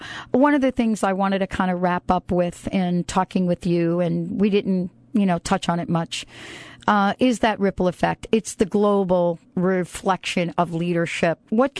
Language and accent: English; New Jersey, United States; I'm from New Jersey. I'm from New Jersey, and I tried to reach the man.